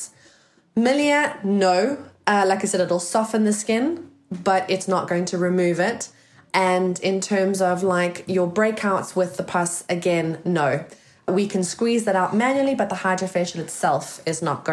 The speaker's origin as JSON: {"language": "English", "country": "South Africa", "moved": "as an adult", "lives_now": "United Kingdom", "said": "I come from South Africa, guys, in case you sort of can't hear the accent"}